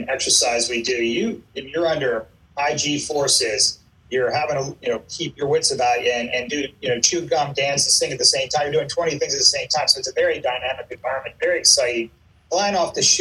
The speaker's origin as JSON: {"language": "English", "town": "St. Michaels", "region": "Maryland", "country": "United States", "tie": "born or raised there", "also_born_or_lived": "Easton, Maryland", "moved": "as an adult", "said": "I'm actually an Eastern Shore boy. I grew up over here. I was in middle school in the Easton area and moved to St. Michael's for high school"}